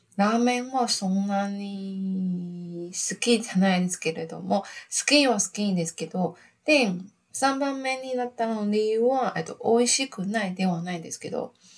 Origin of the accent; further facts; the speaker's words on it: Taiwan; Japanese is a second language; also born or lived in Fukuoka, Japan / Gold Coast, Australia; 私、台湾人